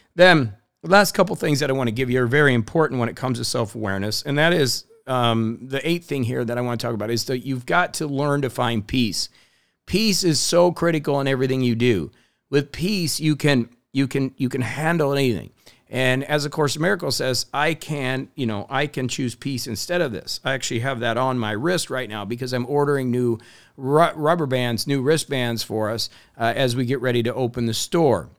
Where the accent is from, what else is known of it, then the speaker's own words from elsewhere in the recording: Indiana, United States; I grew up in Indiana